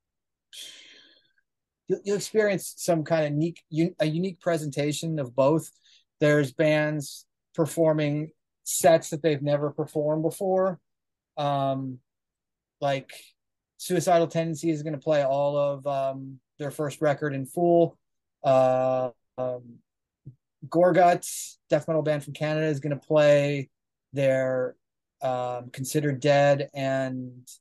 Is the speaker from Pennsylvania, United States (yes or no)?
yes; Wilkes-Barre, Pennsylvania, United States; I grew up in Northeast Pennsylvania in a town called Wilkes-Barre